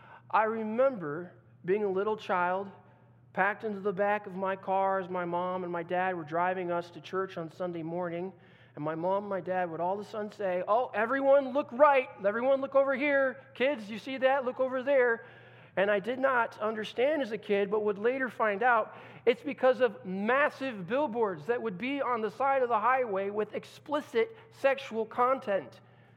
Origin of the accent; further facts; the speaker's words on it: Brazil; now in Netherlands; I remember growing up in Brazil, and as a missionary kid